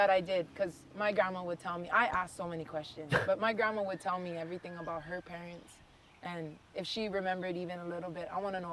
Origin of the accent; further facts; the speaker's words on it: Hawaii, United States; So I'm Hawaiian first and foremost, Filipino, Chinese, and Irish.